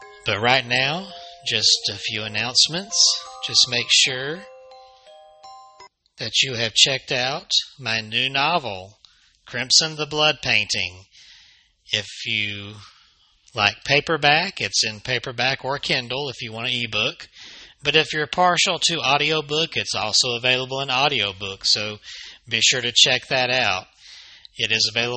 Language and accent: English; Alabama, United States; here in my home state of Alabama